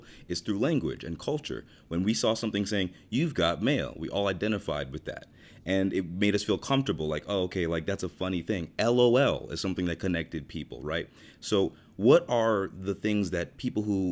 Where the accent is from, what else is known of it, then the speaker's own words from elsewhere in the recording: New York City, New York, United States; I'm from New York. I'm from Queens.